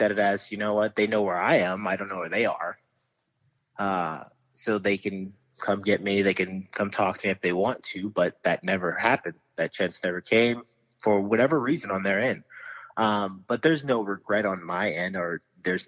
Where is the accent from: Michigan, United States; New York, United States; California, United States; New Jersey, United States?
California, United States; Stockton; I grew up in Stockton, California